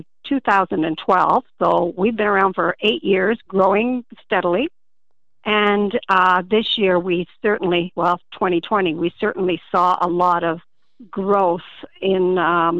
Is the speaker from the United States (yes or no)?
no; Ontario, Canada; we're from Canada, but in the Southwestern states